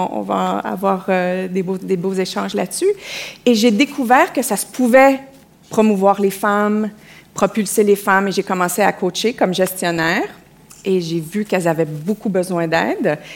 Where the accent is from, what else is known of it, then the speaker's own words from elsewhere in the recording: Quebec, Canada; accent: Québécois; mon accent au Québec